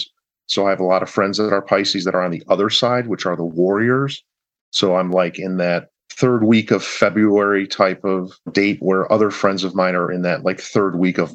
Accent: Chicago, Illinois, United States; my hometown of Chicagoland.

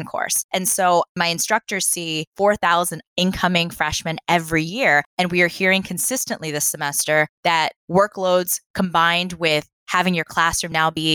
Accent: East Coast, United States; now in Los Angeles, United States; I grew up on the East Coast, not the West Coast.

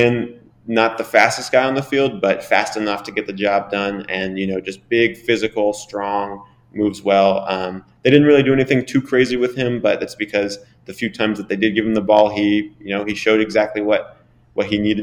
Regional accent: Lubbock, Texas, United States; moved away; my hometown of Lubbock, Texas

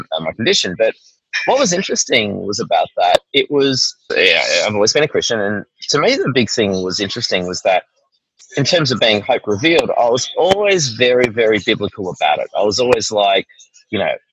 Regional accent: Melbourne, Victoria, Australia; moved away as an adult; also born or lived in Tasmania / Sydney; I'm from Melbourne originally

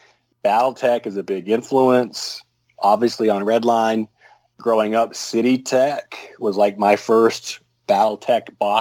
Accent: Russia; moved away; Well, anyway, growing up in Russia as a little girl

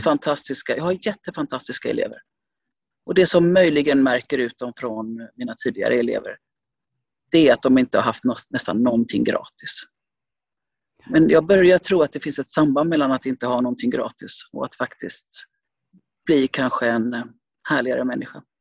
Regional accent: Gothenburg, Västra Götaland, Sweden; also born or lived in Finland; jag är från Lövgärdet i Göteborg

